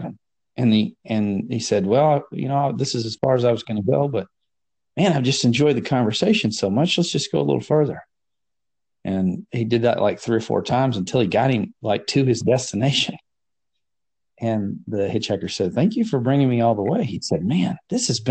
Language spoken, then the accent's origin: English; West Texas, United States; I grew up in West Texas